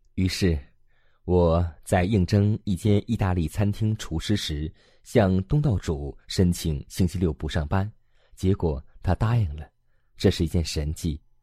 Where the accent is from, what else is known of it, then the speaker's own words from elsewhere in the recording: Hong Kong; 中学时代我是香港的名教的高材生